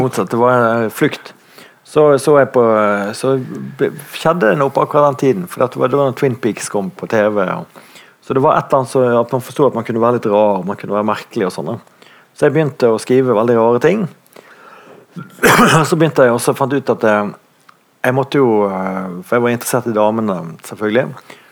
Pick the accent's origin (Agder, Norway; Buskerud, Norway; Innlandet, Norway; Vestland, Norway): Vestland, Norway; Bergen; i Bondtveitsdalen, der jeg vokste opp